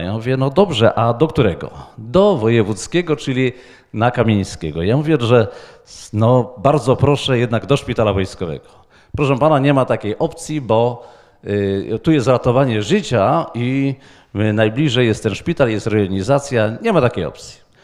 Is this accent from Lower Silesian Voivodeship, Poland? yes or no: yes; Wrocław, Lower Silesian Voivodeship, Poland; z Wrocławia